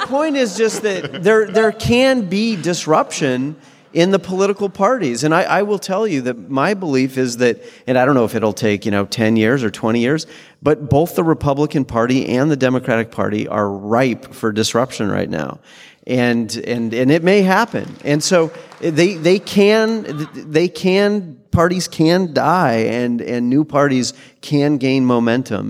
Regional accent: Washington, United States; also born or lived in Utah; I was born in Utah and raised in Washington State

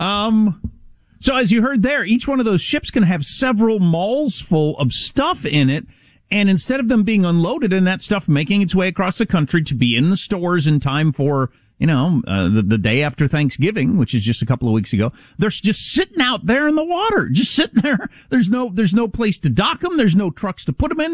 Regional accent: United States; I, am as an American, I'm not used to supply chain interruptions

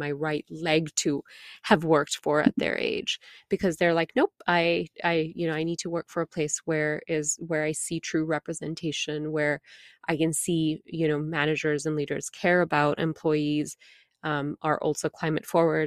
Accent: India; moved away; as an Indian woman, an immigrant woman

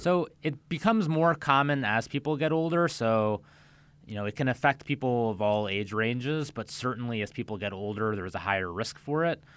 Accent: central Illinois, United States; moved away as an adult; also born or lived in Milwaukee, Wisconsin / Cleveland, Ohio / Chicago, Illinois; now in Palm Beach County, United States; I'm from the Midwest. I grew up in central Illinois

